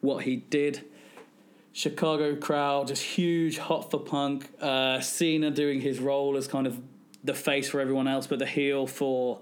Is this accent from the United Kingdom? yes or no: yes; West Midlands, United Kingdom; I'm from the West Midlands